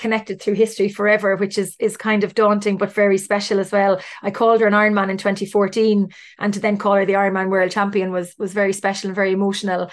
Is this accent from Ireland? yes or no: yes; Cork, Munster, Ireland; I'm from Cork